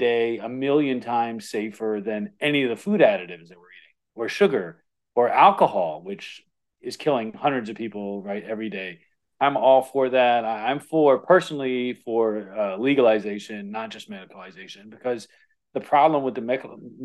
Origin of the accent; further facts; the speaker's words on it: Florida, United States; growing up in Florida